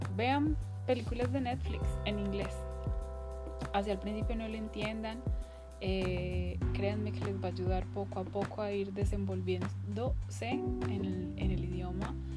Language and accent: Spanish; Colombia; moved away; en mi país, Colombia